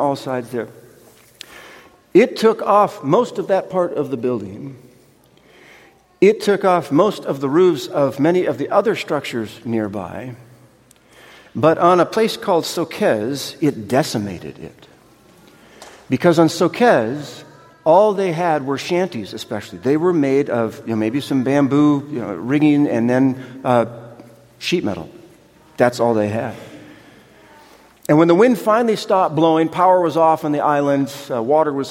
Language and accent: English; United States; also born or lived in California / Pohnpei; Being American